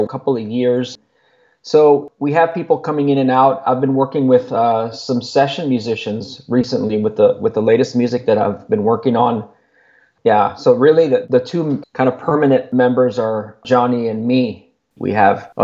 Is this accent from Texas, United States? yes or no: yes; Laredo, Texas, United States; moved away as an adult; now in Austin, United States; friends that I grew up with in Laredo. There's a few of us here that moved from Laredo to Austin